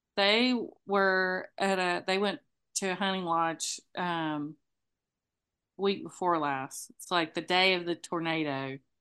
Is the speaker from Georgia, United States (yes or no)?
yes; Moultrie, Georgia, United States; moved away; we are from Moultrie